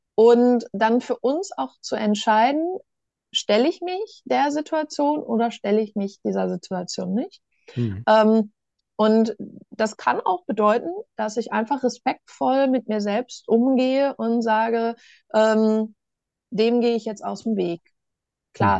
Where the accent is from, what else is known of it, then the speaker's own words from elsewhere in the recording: Ostwestfalen-Lippe, North Rhine-Westphalia, Germany; ich komme ja aus Ostwestfalen-Lippe ne? und in Ostwestfalen, da sagt man dann ja, wenn was gut ist